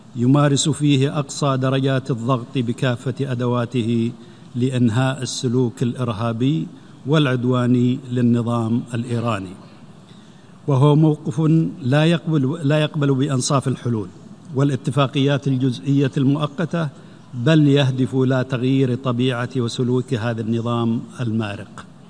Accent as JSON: {"language": "Arabic", "country": "Saudi Arabia", "said": "بلادي المملكة العربية السعودية"}